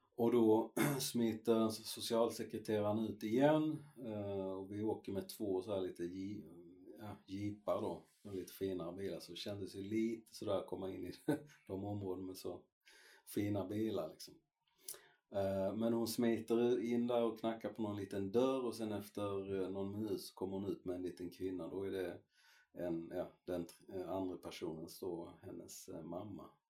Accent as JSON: {"language": "Swedish", "country": "Sweden", "also_born_or_lived": "Chile", "said": "vi är ju väldigt svenska"}